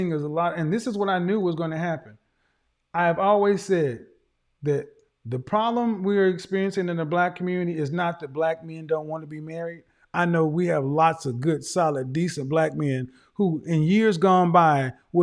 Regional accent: Oklahoma, United States; I'm from Oklahoma

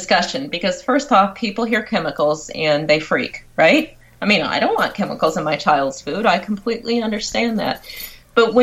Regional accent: Michigan, United States; I'm from Michigan

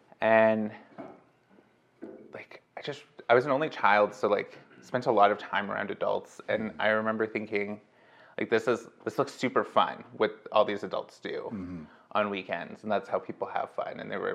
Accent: California, United States; born there; In Riverside County. So a little bit inland from Los Angeles.

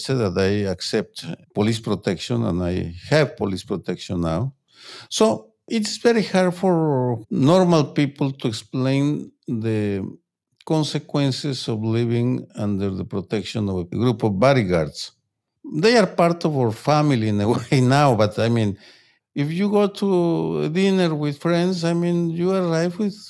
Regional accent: Guadalajara, Jalisco, Mexico; moved away; I grew up in violence, in political violence, in my hometown of Guadalajara, and I had to leave my hometown because I received death threats

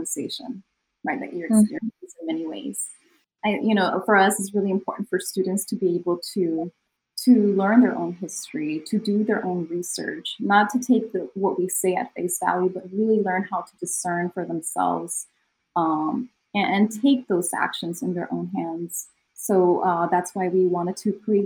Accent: California, United States; also born or lived in Mexico; I was born in Mexico and I moved to California when I was a little girl

